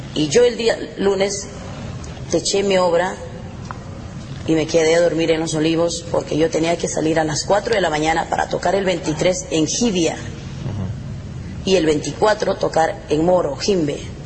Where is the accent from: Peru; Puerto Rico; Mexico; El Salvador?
Peru; moved away; Cuyuchaca, que es la tierra mía